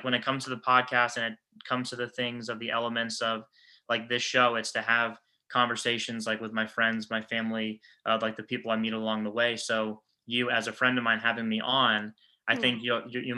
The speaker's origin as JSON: {"language": "English", "town": "Orlando", "region": "Florida", "country": "United States", "tie": "born or raised there", "said": "me growing up in Orlando"}